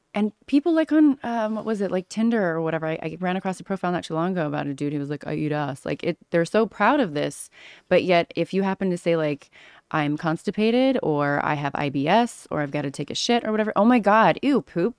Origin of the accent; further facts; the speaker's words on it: Orange County, California, United States; moved away as an adult; also born or lived in Missouri / Los Angeles / Australia / Las Vegas; I grew up in Orange County, California, but I spent my summers in Missouri growing up